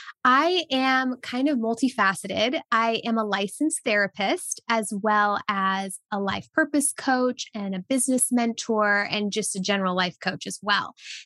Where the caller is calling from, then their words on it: Tennessee, United States; Yes, I am tuning in from East Tennessee, USA. So I'm near the Smoky Mountains and it is beautiful.